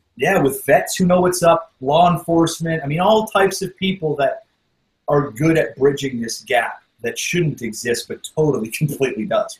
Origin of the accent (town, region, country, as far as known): Canada